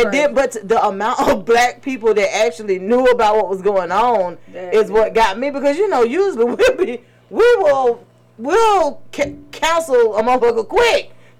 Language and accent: English; Atlanta, Georgia, United States; I'm from Atlanta, so I only really know Atlanta. So you know our culture is a little bit different. Right. We surrounded by all different nationalities and stuff, but mostly it's the black Mecca.